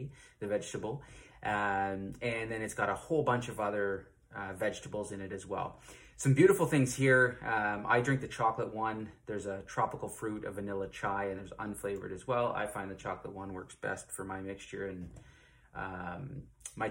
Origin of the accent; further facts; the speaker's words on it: Ontario, Canada; I'm from Ontario, Canada.